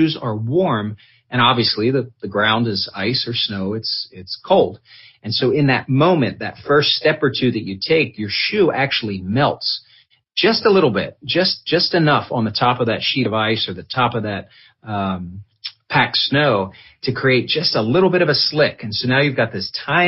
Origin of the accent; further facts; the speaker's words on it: Philadelphia, Pennsylvania, United States; now in South Carolina, United States; I'm originally from Philadelphia